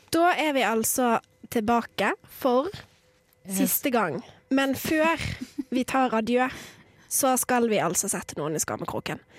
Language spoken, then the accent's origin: Norwegian; near Bergen, Vestland, Norway; ikke min hjemby, kommer ikke helt fra Bergen, men nesten